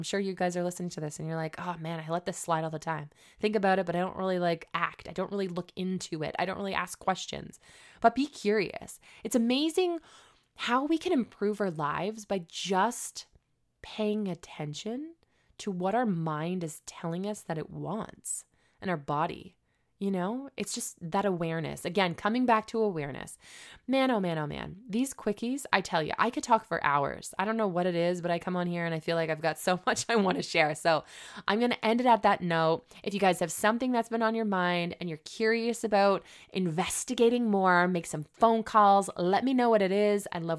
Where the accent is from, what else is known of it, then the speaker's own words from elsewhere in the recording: Canada; Can I even work here being as though I'm a Canadian?